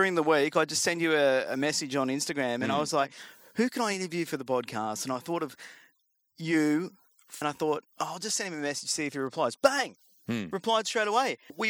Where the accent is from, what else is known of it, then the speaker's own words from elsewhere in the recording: Umina Beach, New South Wales, Australia; I'm from Yamina.